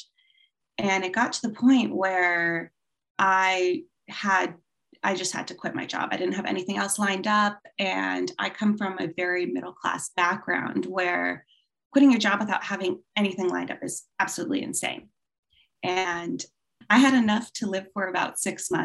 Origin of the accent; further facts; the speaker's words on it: California, United States; also born or lived in Hong Kong; I'm from California. And as you said, based in Los Angeles